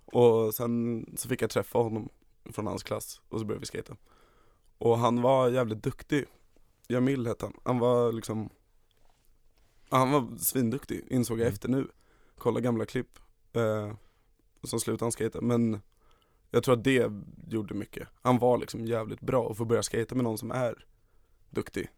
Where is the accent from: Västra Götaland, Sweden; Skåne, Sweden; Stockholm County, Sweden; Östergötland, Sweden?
Stockholm County, Sweden; Stockholm; Och det är precis där jag växte upp. Det är en lägenhet som ligger precis ovanför skateparken